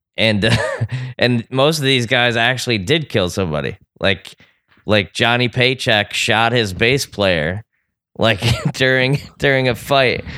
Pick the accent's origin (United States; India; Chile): United States; New York; growing up in New York